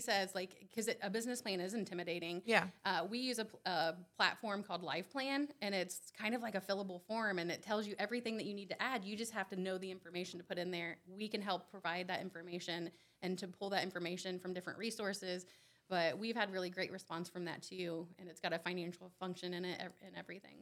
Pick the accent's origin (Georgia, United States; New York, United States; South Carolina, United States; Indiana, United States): Indiana, United States; Randolph County; I'm from Randolph County. I still live in Randolph County, moved out for a little bit and came back.